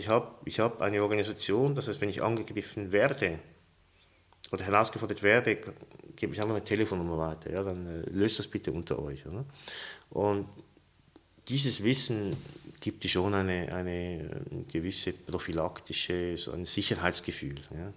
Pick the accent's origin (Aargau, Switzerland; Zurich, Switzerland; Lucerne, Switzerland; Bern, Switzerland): Zurich, Switzerland; moved away as an adult; also born or lived in St. Petersburg, Russia; now in Uster, Switzerland; obwohl ich in Zürich aufgewachsen bin